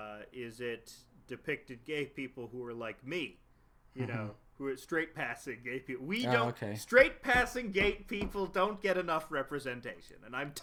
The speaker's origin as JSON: {"language": "English", "country": "Canada", "said": "I'm a Canadian Jew."}